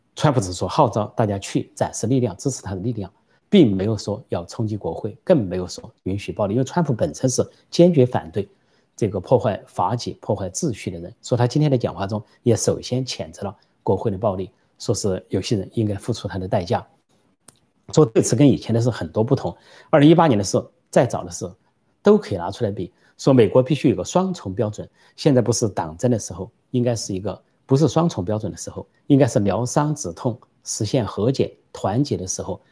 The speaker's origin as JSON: {"language": "Chinese", "country": "China", "said": "我们中国人，现在的中国人"}